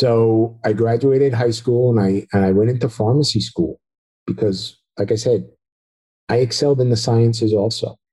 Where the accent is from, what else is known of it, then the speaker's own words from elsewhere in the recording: New Jersey, United States; moved away as an adult; now in Central Florida, United States; I'm originally from New Jersey. So after 29 years in New Jersey, we are now down here in Central Florida